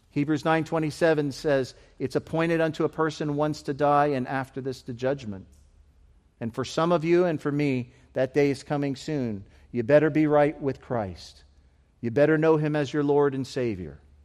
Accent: United Kingdom; moved away; being British missionaries

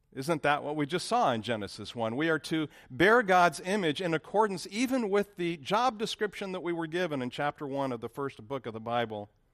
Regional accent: Lancaster, California, United States; moved away as an adult; now in Dallas, United States; where I grew up in Lancaster

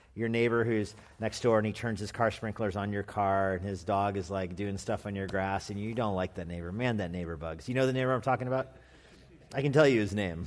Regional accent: Albuquerque, New Mexico, United States; moved away; also born or lived in California; I'm from Albuquerque, New Mexico

